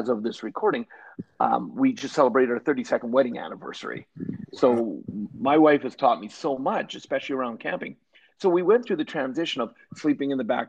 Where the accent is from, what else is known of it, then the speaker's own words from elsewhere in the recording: Canada; also born or lived in British Columbia / Alberta; I am Canadian, and I grew up born in British Columbia, but now and have spent most of my life in Alberta is where I live